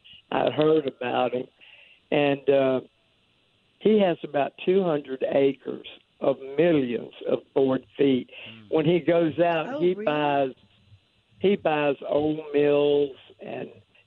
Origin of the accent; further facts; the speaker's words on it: Bogalusa, Louisiana, United States; moved away; I'm originally from Bogalusa.